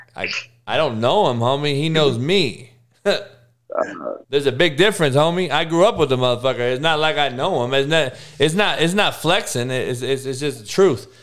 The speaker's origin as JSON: {"language": "English", "town": "Compton", "region": "California", "country": "United States", "tie": "born or raised there", "also_born_or_lived": "Kansas", "said": "growing up in Compton, obviously in the '80s"}